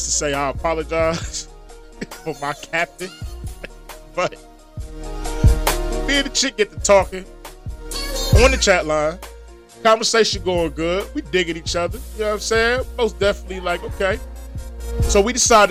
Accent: Philadelphia, Pennsylvania, United States; I was born in Philadelphia, but I was also raised in Philadelphia once I became a man, legally 18.

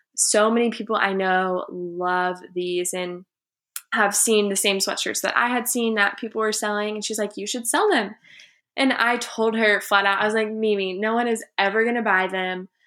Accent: Houston, Texas, United States; I'm from Houston, Texas, was born there and have lived there until I went away to college.

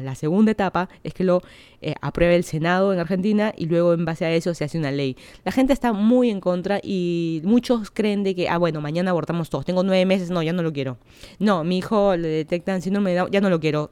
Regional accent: Lima, Peru; moved away as an adult; now in Miami, United States; yo soy de Lima, Perú. Hace un año que me mudé a Florida

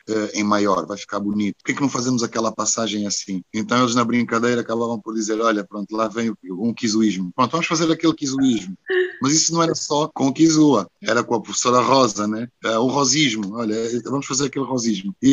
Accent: Luanda, Luanda Province, Angola; born there; also born or lived in Porto; foi onde eu nasci, naturalmente, que é Luanda. Mas depois de Luanda, o sítio mais importante é realmente o Porto. O Porto é uma casa.

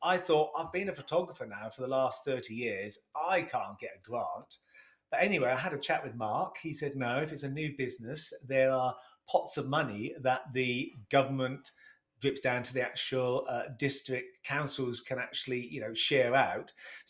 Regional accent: Sheringham, East of England, United Kingdom; I was initially from Sheringham.

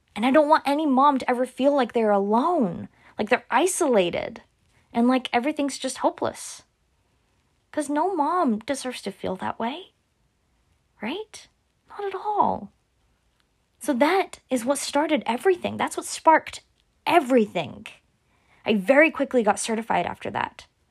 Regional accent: Oklahoma, United States; I'm from Oklahoma

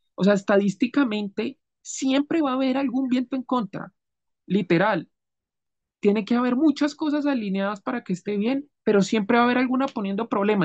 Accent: Colombia; yo soy colombiano, mi país

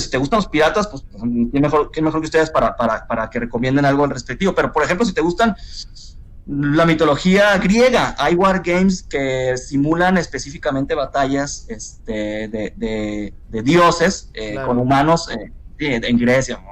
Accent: Culiacán, Sinaloa, Mexico; yo soy de Culiacán

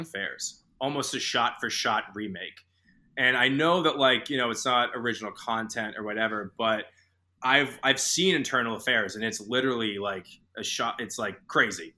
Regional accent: Boston, Massachusetts, United States; I grew up in Boston

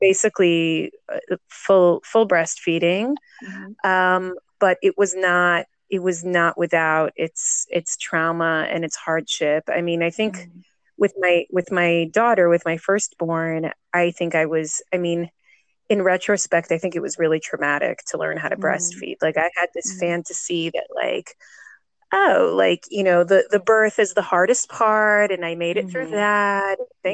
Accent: Jerusalem, Jerusalem District, Israel; I'm from Jerusalem. I'm 40 years old and I've been a mom for 10 years.

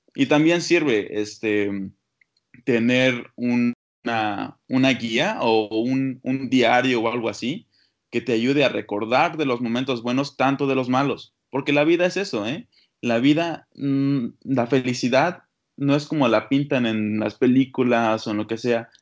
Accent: Oaxaca, Mexico; moved away; also born or lived in Toronto, Canada; Soy literalmente de Oaxaca, nací en el Hospital Molina

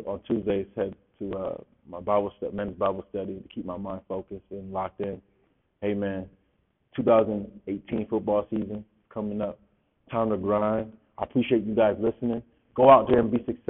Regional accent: Rochester, New York, United States; I'm from Rochester, New York, so All Greater Rochester football player.

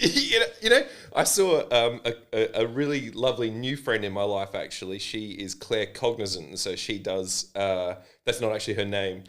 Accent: Adelaide, South Australia, Australia; this is my hometown

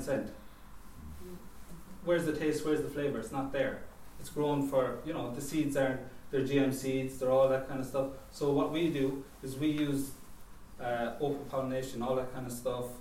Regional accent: Cork, Munster, Ireland; I grew up in Cork, it's a seaside town

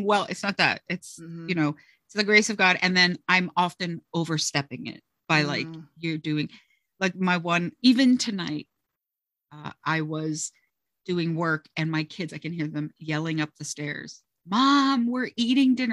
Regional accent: South Florida, United States; moved away as an adult; now in southern New Jersey, United States; I am originally and proudly from South Florida, where I was born and raised and lived for the first 21 years

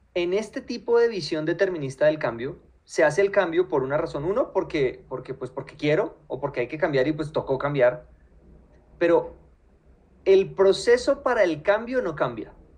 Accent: Colombia; a los colombianos

